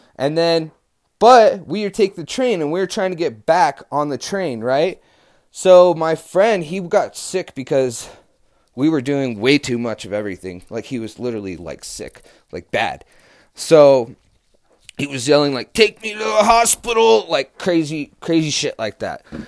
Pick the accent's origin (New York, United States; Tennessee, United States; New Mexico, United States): New Mexico, United States; I'm from New Mexico